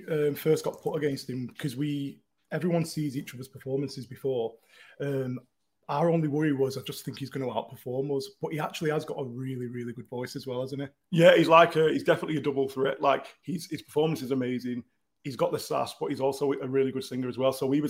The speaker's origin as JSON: {"language": "English", "town": "Manchester", "region": "North West England", "country": "United Kingdom", "said": "Because we're in the hills. But we're in Chadderton. We're from Newton Heath. Yeah. So we're from Manchester."}